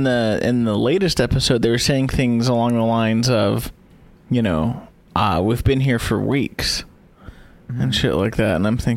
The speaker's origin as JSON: {"language": "English", "town": "Los Angeles", "region": "California", "country": "United States", "tie": "born or raised there", "said": "growing up, being from LA, when I was younger"}